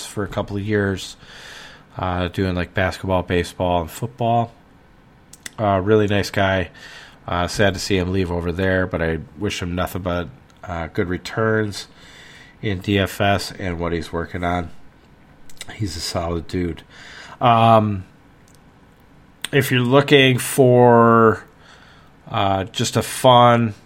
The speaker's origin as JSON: {"language": "English", "region": "Wisconsin", "country": "United States", "tie": "born or raised there", "accent": "Wisconsin accent", "said": "I'm from Wisconsin. I've lived here all my life. There's nothing I can do. You're getting the Wisconsin accent"}